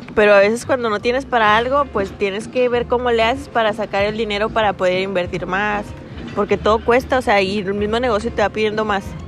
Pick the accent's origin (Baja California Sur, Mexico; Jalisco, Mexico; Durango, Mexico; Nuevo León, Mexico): Durango, Mexico; also born or lived in Canatlán, Durango; Nací en Durango, Durango. Me crié en Canatlán, Durango. Y vivo en la actualidad en Durango.